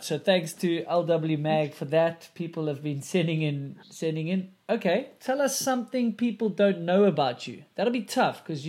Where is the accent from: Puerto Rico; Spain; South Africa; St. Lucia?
South Africa; I'm South African